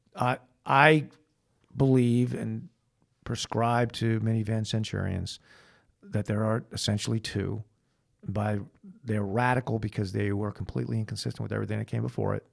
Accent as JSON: {"language": "English", "town": "Manhasset", "region": "New York", "country": "United States", "tie": "born or raised there", "said": "I was born in Manhasset, New York on November nineteenth, nineteen sixty-three"}